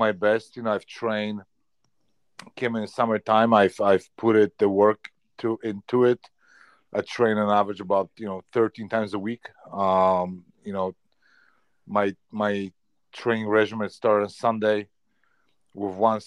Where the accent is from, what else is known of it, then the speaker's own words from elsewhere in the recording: Poland; English is a second language; moved away as an adult; now in Canada; growing up in Poland, I worked in the Polish mines 3 times a week.